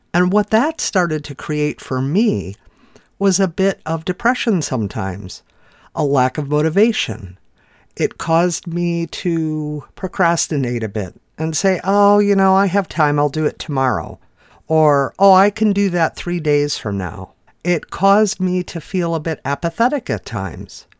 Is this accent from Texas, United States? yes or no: no; Chicago, Illinois, United States; I'm from the Chicago area where we definitely have some yucky winters